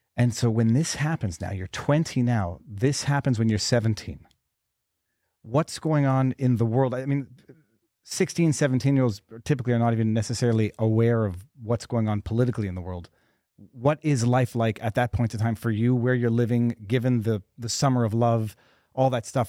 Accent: Montreal, Quebec, Canada; I'm from Montreal, Canada

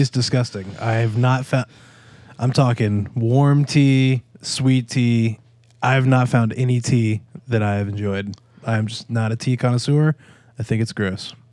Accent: United States; now in Jacksonville, United States; I'm a bad Southerner. I'm from the backwoods of Kakalaki

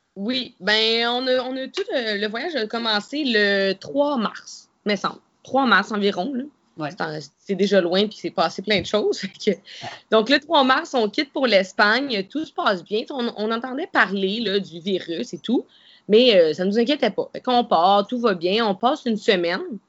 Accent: Canada; je suis une Canadienne

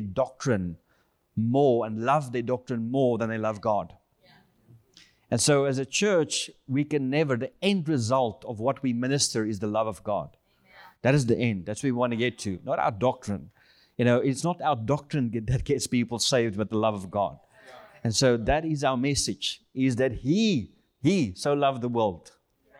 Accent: South Africa; I'm from South Africa, born in South Africa, and we are currently here in the U.S. We're heading back home end of this month

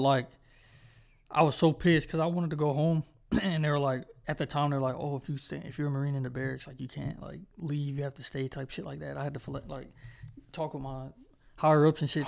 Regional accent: Charlotte, North Carolina, United States; I do not feel like I'm from Charlotte

